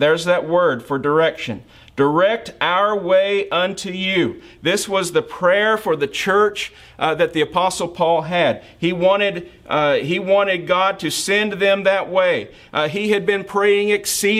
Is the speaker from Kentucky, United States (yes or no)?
yes; Kentucky, United States; moved away as an adult; I was born and raised in Kentucky